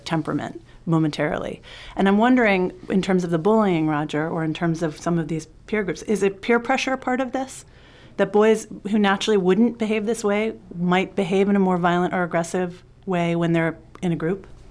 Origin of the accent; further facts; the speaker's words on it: New York City, New York, United States; I grew up in New York City in the seventies and the eighties